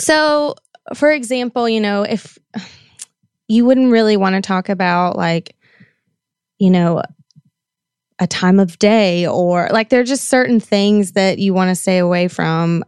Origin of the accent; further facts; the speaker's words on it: the South, United States; I grew up in the South where, I mean, that's just what you did.